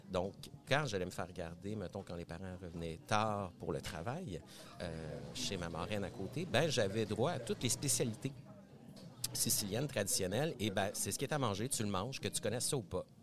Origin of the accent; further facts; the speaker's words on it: Laval, Quebec, Canada; also born or lived in Montreal; Ben, je viens de Montréal. Je suis né à Montréal. J'ai grandi en banlieue de Montréal. Et oui, cette, euh, ce territoire qu'on appelle Laval euh, banlieusard. J'ai fait mon adolescence là-bas et tout.